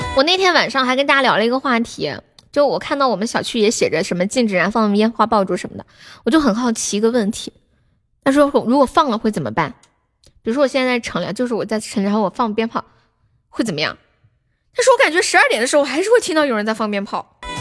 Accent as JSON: {"language": "Chinese", "region": "Sichuan", "country": "China", "accent": "Sichuanese", "said": "那从现在开始我讲四川话，你们听不懂可以跟我说。我说慢一点，我的四川话很慢的"}